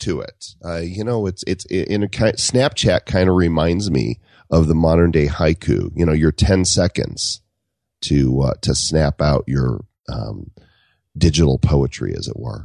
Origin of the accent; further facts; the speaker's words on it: Chicago, Illinois, United States; moved away; I'm from the Midwest. I'm from Chicago area, and, and I left there